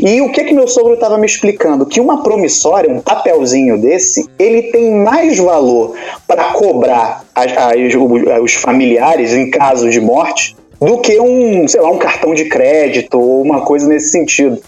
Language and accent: Portuguese; Niterói, Rio de Janeiro, Brazil; moved away as an adult; now in Germany; sou de Niterói, né? Eu sou de cidade grande e tal